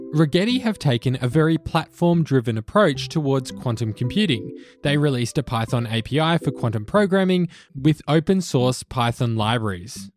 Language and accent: English; Australia; In Australia, where I'm from